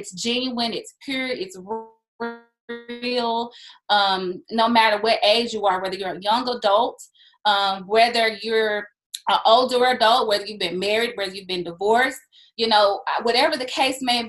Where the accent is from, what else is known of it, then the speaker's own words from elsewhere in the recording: Monroe, Louisiana, United States; moved away as an adult; also born or lived in Baton Rouge, Louisiana / Terry, Mississippi; now in Texas, United States; I was born in Baton Rouge, but I grew up primarily in Monroe, Louisiana